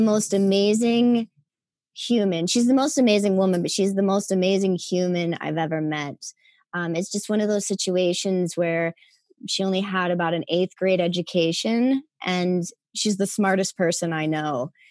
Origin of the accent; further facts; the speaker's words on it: Wheeling, West Virginia, United States; I'm from Wheeling, West Virginia, uh, a small town in West Virginia.